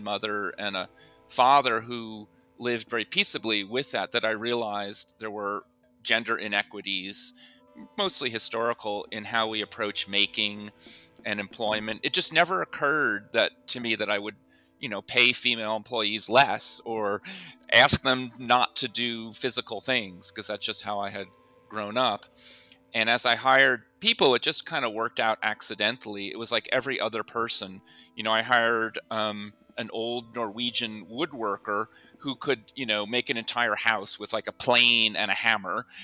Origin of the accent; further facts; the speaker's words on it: near Thomas Edison's laboratory, New Jersey, United States; we grew up near Thomas Edison's West Caldwell Laboratory